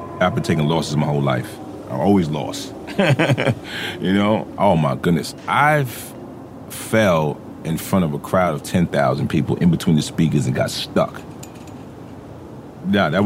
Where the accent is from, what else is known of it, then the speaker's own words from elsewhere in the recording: New York City, New York, United States; I grew up in the Jecks